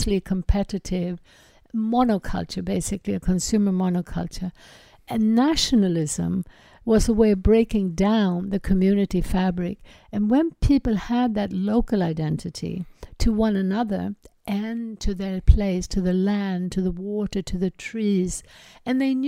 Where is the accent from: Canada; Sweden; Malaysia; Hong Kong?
Sweden; I grew up in Sweden